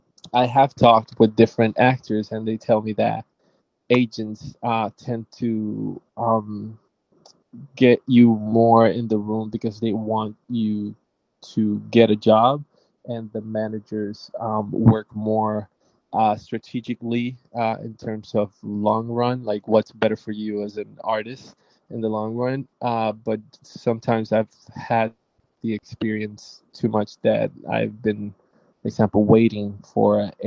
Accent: Puerto Rico; I'm an actor from Puerto Rico.

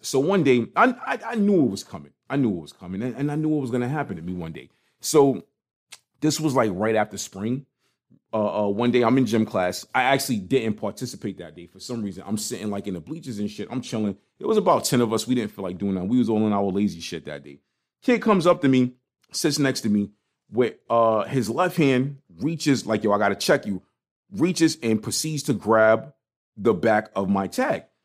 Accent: New York City, New York, United States; growing up in Brooklyn, it was like, especially in Crown Heights

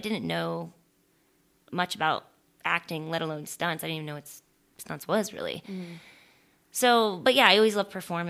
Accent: Florida, United States; also born or lived in San Francisco, California / Louisiana; now in Los Angeles, United States; I was born in California. I was born in San Francisco and we moved when I was 2. So I don't remember any of it. And we moved to Florida, this small little town in Florida.

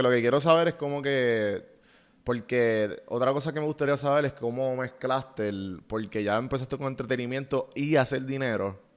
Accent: Río Piedras, San Juan, Puerto Rico; Y yo soy de Río Piedra.

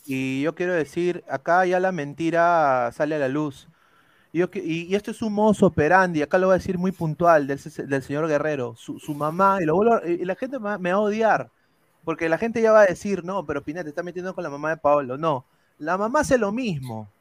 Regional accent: Peru

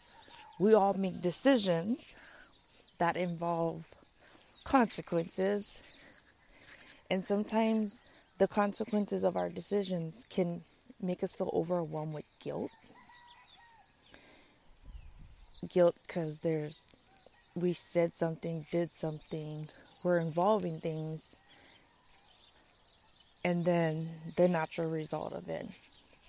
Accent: Kauai, Hawaii, United States; moved away as an adult; now in Oahu, United States; after high school, and I moved away from Kauai to Oahu

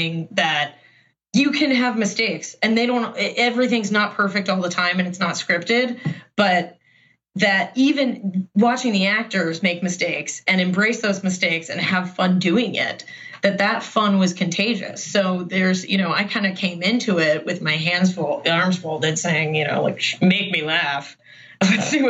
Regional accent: Baltimore, Maryland, United States; I grew up in Baltimore

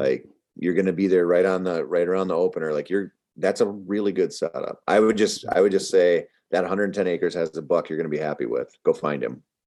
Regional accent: Minnesota, United States; I'm from Minnesota

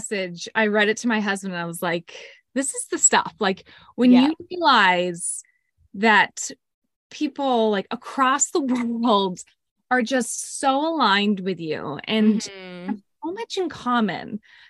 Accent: Greenwich, Connecticut, United States; growing up as a kid, I grew up in Greenwich, Connecticut, which is a pretty affluent town. And I had a pretty, you know, sheltered life. Youngest of three girls.

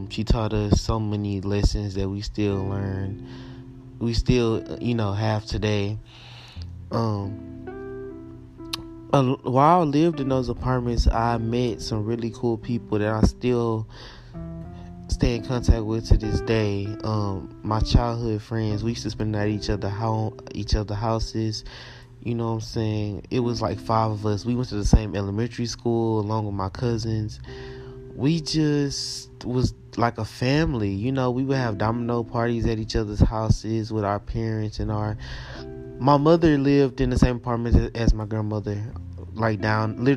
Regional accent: Houston, Texas, United States; I was born and raised in Houston, Texas

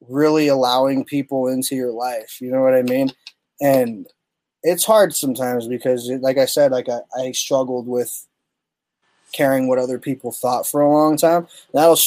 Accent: Tucson, Arizona, United States; my hometown

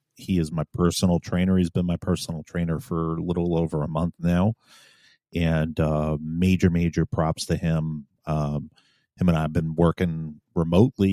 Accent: New York City, New York, United States; moved away as an adult; now in Virginia, United States; I was originally from New York City

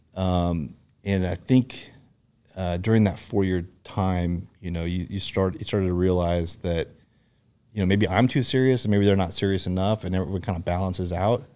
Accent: Seattle, Washington, United States; moved away as an adult; also born or lived in Fullerton, California / Yakima, Washington / Wenatchee, Washington / Bothell, Washington; I grew up in Seattle

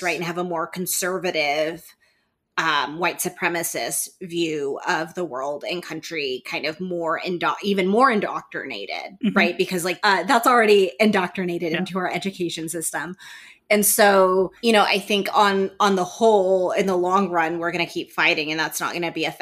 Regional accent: Texas, United States; moved away; Texas is my home state initially.

